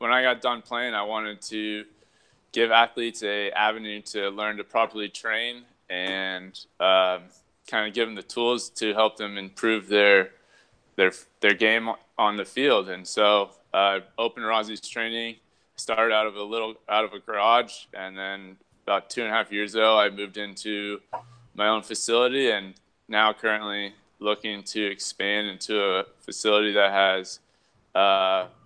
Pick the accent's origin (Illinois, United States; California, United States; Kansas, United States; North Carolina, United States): California, United States; Thousand Oaks; moved away as an adult; also born or lived in Bay Area, California; now in Scotts Valley, United States; I'm originally from Southern California, Thousand Oaks, California, to be exact